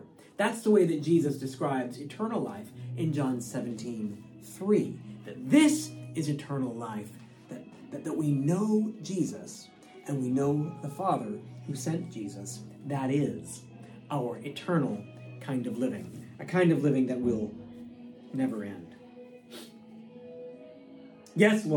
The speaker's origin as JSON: {"language": "English", "region": "Connecticut", "country": "United States", "tie": "born or raised there", "said": "my home state of Connecticut"}